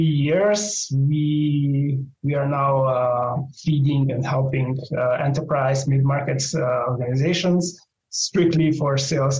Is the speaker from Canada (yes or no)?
no; Slovenia; I'm from Europe, so in small town and small country from Slovenia.